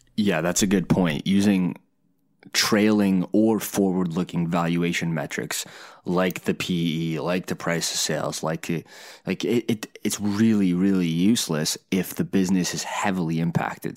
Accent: Canada; a Canadian engineer

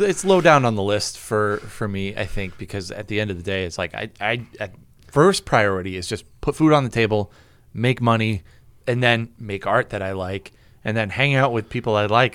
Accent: New England, United States; We're from New England.

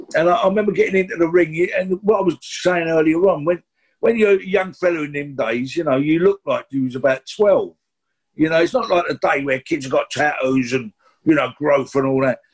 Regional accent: London, United Kingdom; we're from the East End

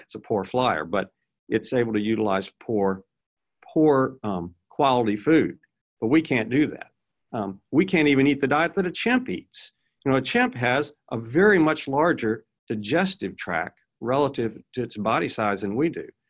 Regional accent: Virginia, United States; I grew up in Virginia

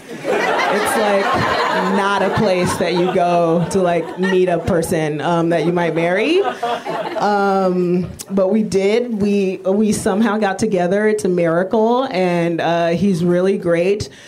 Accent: United States; Thank God I'm America. I'm American.

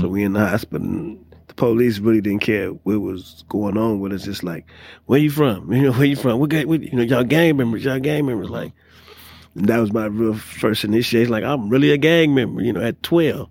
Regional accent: Compton, California, United States; I was born and raised in Compton

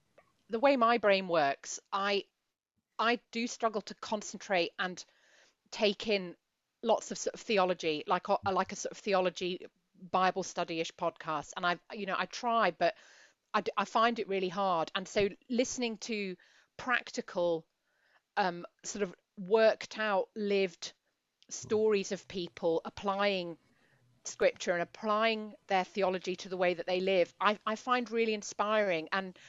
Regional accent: Edinburgh, Scotland, United Kingdom; I'm from Edinburgh, but if you know, I wasn't bumping into Mez on a daily basis, put it that way, where I was

